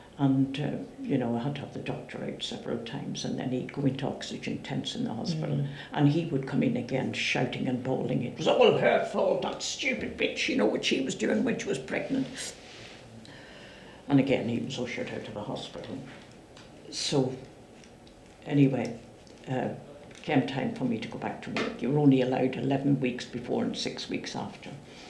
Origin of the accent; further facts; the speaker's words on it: Ireland; You know, one of my neighbours from where I grew up in Ireland, very close to where we lived, was having her baby